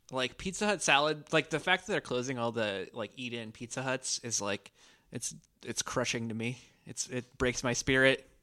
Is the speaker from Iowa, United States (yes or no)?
yes; Washington, Iowa, United States; moved away; I'm from Washington, Iowa originally